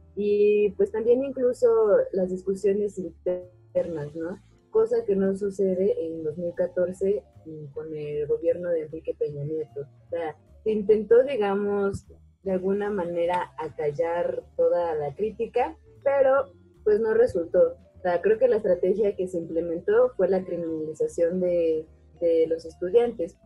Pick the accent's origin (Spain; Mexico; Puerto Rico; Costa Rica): Mexico; necesitamos también curar nuestras heridas como mexicanos